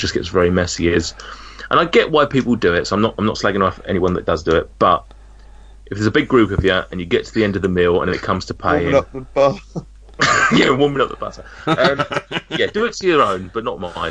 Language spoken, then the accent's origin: English; United Kingdom; we're very British